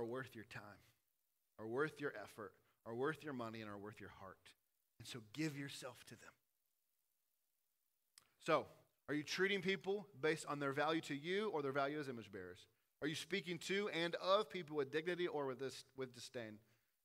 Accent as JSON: {"language": "English", "region": "the South", "country": "United States", "tie": "born or raised there", "said": "Growing up in the South, you think that everyone should like bluegrass music, biscuits and gravy, and drink sweet tea"}